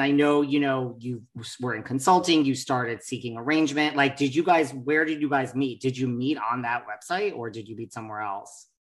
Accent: New York, United States; I'm from New York

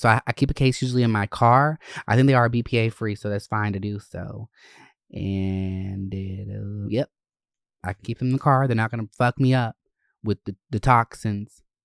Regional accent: Winder, Gwinnett and North Georgia, United States; I grew up in Gwinnett and North Georgia areas, um, Winder

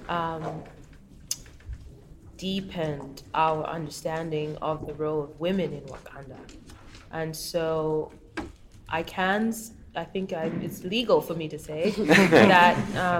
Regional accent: Kenya; moved away; I'm from Kenya, but so much of my character is formed by the fact that I've lived so many other places

